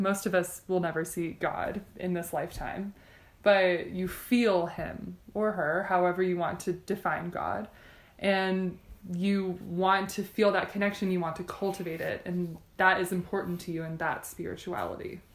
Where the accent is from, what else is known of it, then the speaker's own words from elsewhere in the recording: Texas, United States; moved away as an adult; also born or lived in Michigan; now in Provo, United States; I grew up in Texas.